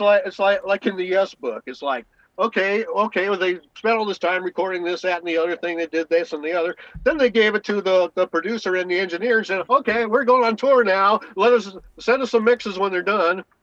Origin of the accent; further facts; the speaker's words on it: San Diego, California, United States; moved away; also born or lived in Los Angeles, United States; I was born in La Jolla